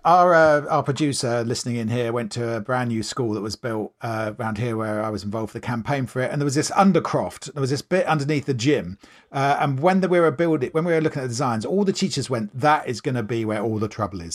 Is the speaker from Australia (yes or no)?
no; Maidenhead, South East England, United Kingdom; I grew up in Maidenhead in Berkshire.